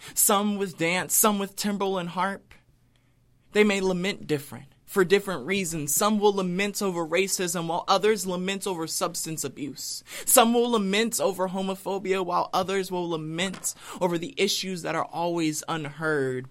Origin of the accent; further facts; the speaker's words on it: United States; being an American